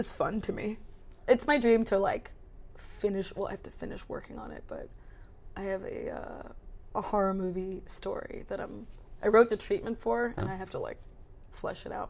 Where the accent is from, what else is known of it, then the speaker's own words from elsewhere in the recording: between Baltimore and DC, Maryland, United States; I grew up in Maryland, between like Baltimore and DC